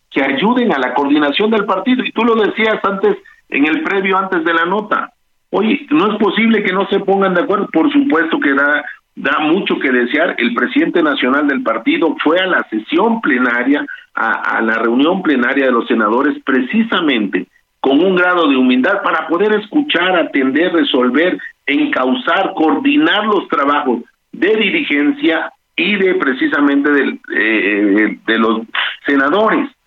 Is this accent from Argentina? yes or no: no; Tabasco, Mexico; Siempre he militado, soy tabasqueño.